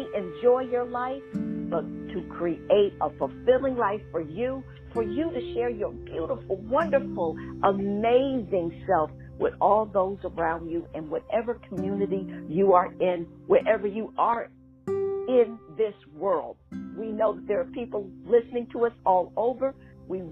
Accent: Schenectady, New York, United States; my hometown is being represented

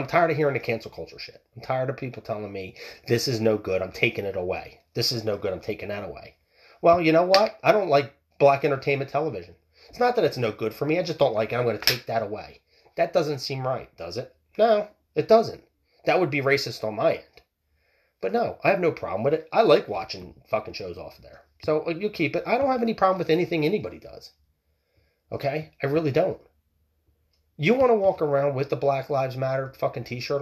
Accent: United States; us as smart American people

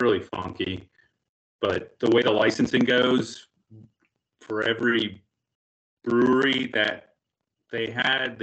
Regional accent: Waterford, Wisconsin, United States; moved away as an adult; also born or lived in Portland / Seattle; I grew up in Waterford, which actually is about 35 miles southwest of Milwaukee

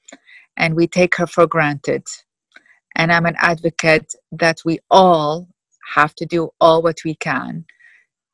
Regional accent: Iraq; I grew up in Iraq and I grew up in war, in the Iraq-Iran war

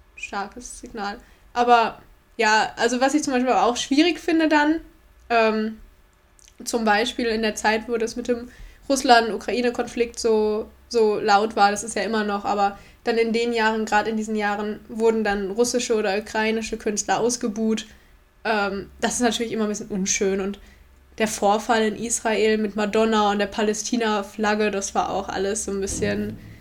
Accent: Ostwestfalen-Lippe, North Rhine-Westphalia, Germany; Wir kommen aus OWL

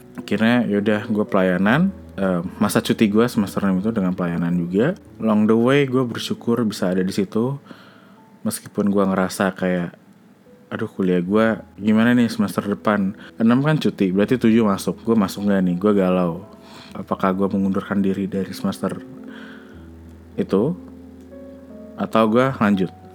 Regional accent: Indonesia; ketika gue kecil, gue nggak mau tinggal di Indonesia gitu. Gue mau pindah dari sini

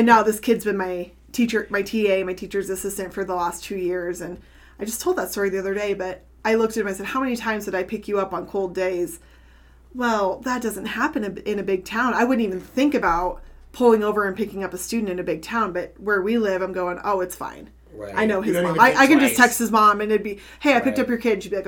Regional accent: North Platte, Nebraska, United States; moved away as an adult; also born or lived in Antelope County, Nebraska; now in Elgin, United States; growing up in North Platte

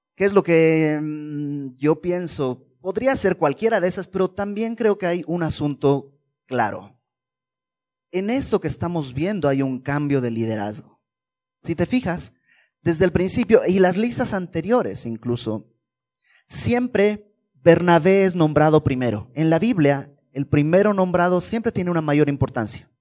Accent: Bolivia; En, Bolivia, que es de donde yo vengo

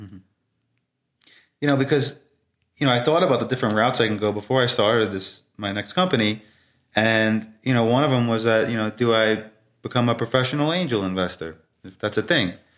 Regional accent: New York City, New York, United States; growing up in Brooklyn

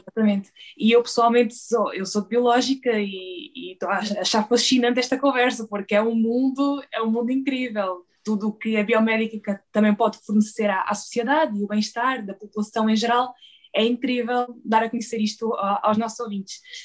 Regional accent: Beja, Alentejo, Portugal; Eu sou de Beja

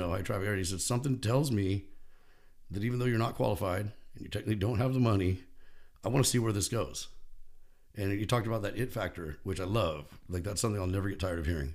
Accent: Bakersfield, California, United States; I grew up in Bakersfield

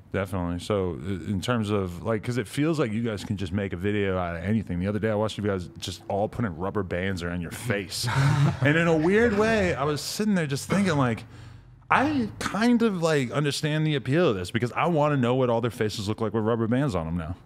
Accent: New Hampshire, United States; I'm from New Hampshire

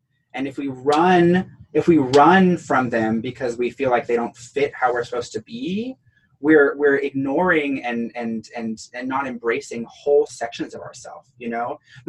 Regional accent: the South, United States; accent: Southern; let me like drop my voice and bring out my old Southern accent and move furniture for them.

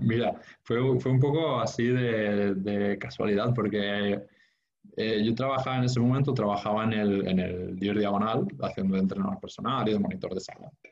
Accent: Sant Feliu de Guíxols, Catalonia, Spain; moved away as an adult; now in Barcelona, Spain; me crié en San Felipe de Guíxols, en la Costa Brava. yo no vine a Barcelona hasta, hasta los 18 años

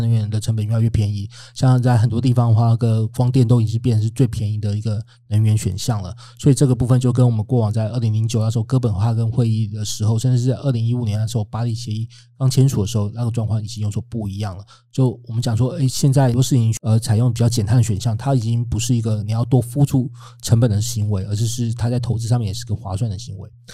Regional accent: Taiwan; 我们台湾很多的卡车可能就是本来是买，买二手的

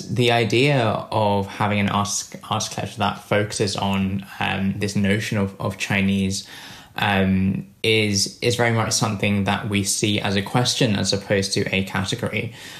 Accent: London, United Kingdom; I've just moved house. In fact, I was just saying earlier, from East to West London, and I, as someone who was brought up in London

